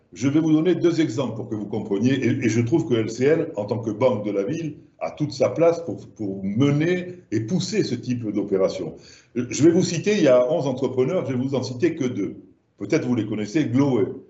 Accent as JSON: {"language": "French", "area": "Languedoc", "region": "Occitania", "country": "France", "accent": "southern French", "moved": "yes"}